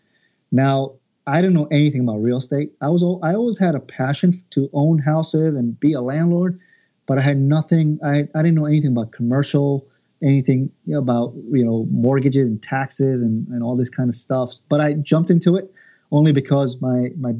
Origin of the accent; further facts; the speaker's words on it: Long Island, New York, United States; I'm originally from Long Island